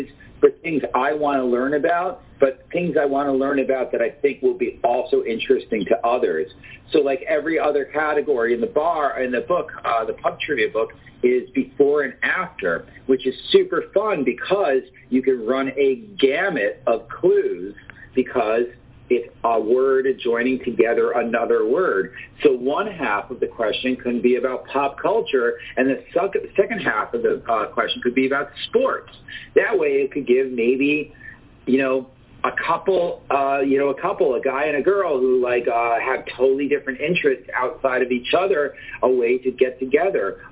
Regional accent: New York City, New York, United States; I'm a New Yorker

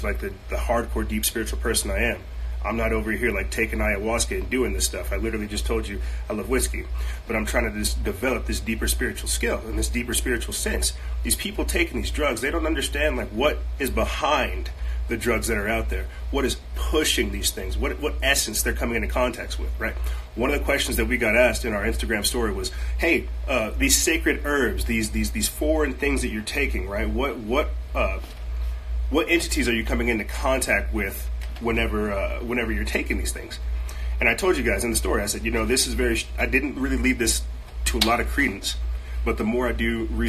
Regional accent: United States; I'm an American

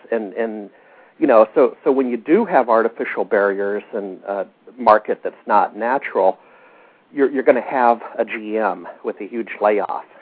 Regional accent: Alaska, United States; moved away as an adult; also born or lived in Seattle; I grew up in Alaska

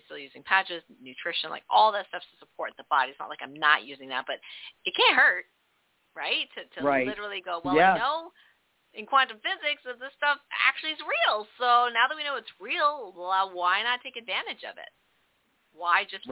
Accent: Canada; I'm from Canada, so we do metric

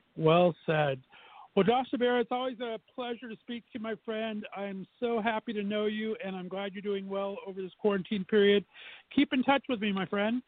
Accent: Southern California, United States; moved away as an adult; now in Northeast Ohio, United States; I'm an old uh, fart and was born and raised in Southern Cal.

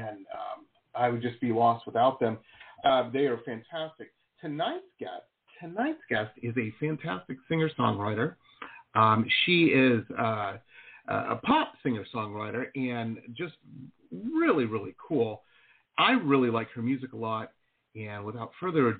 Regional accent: Detroit, Michigan, United States; moved away as an adult; also born or lived in Boston / San Diego; I grew up in Metro Detroit.

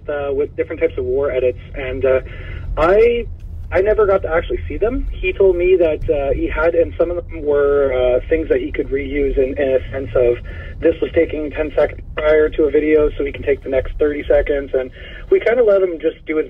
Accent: Canada; we're Canadian

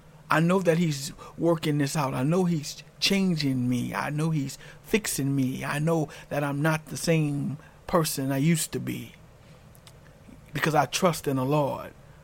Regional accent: New Orleans, Louisiana, United States; I'm from New Orleans, Louisiana, and I remember, you know, growing up there

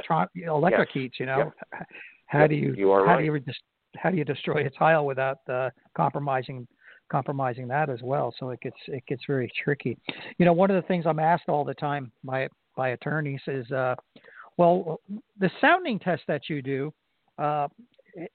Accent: New Jersey, United States; now in Florida, United States; I grew up in New Jersey.

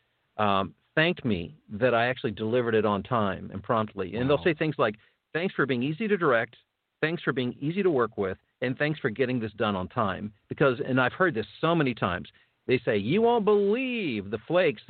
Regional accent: Ohio, United States; now in Chicago area, United States; I'm from Ohio. My dad was from West Virginia. I mean, I've got, those are my roots

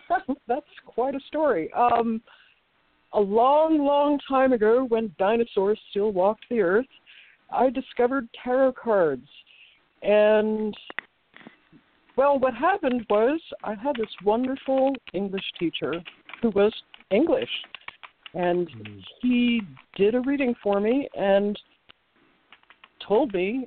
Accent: New Jersey, United States; Suburban New Jersey.

